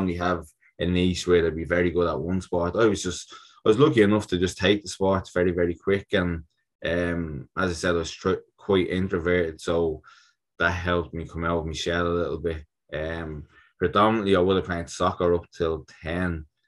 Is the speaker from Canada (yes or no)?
no; Ireland; Yeah, so I'm an Irish international boxer.